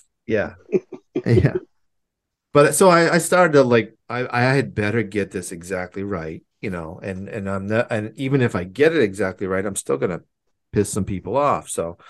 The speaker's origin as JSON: {"language": "English", "region": "New Hampshire", "country": "United States", "said": "I'm from New Hampshire."}